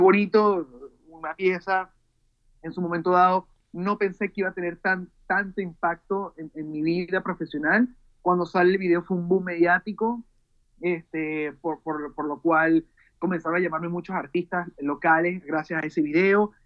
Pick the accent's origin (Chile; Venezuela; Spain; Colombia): Venezuela; soy venezolano, tengo 32 años de edad